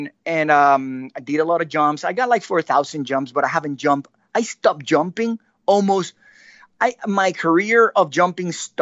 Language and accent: English; San Juan, Puerto Rico; also born or lived in San Germán, Puerto Rico; I moved from San Germán, where I was born, to San Juan. Mm. You know, I grew up.